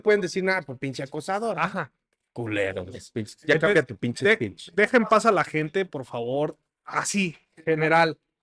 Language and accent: Spanish; Mexico; siendo mexicano